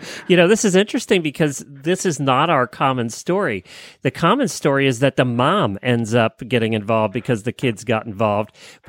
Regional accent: Lancaster County, Pennsylvania, United States; I grew up in Lancaster County, Pennsylvania, where there was nothing but huge farms.

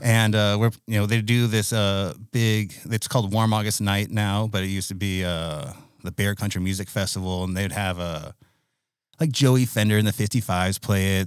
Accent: United States; I'm American

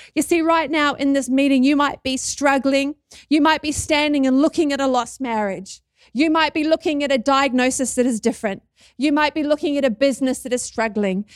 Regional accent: New Zealand; accent: Kiwi; Can you hear my Kiwi accent?

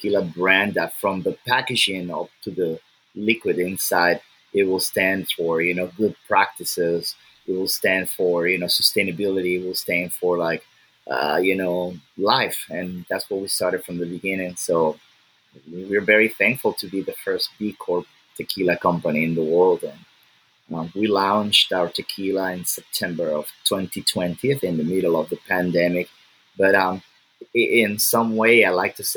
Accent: Lagos, Nigeria; I'm from Nigeria

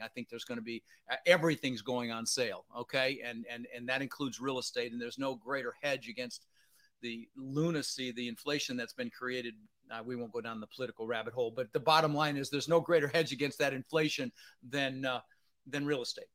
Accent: Denver, Colorado, United States; also born or lived in Netherlands; I was born in the Netherlands, you know, wooden shoes and windmills. And uh, ended up in Denver, Colorado

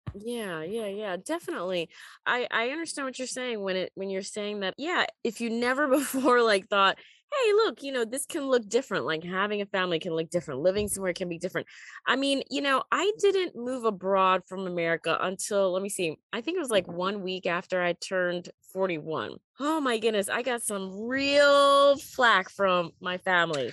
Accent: United States; moved away; also born or lived in Beijing, China; I'm an American

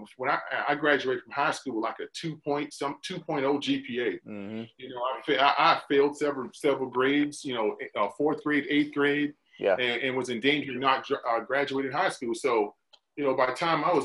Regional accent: Hardeeville, South Carolina, United States; moved away as an adult; now in Gaithersburg, United States; But I'm originally from South Carolina, small town in South Carolina, recruited out of Beaufort, South Carolina. I'm from a small town, Hardeeville, South Carolina

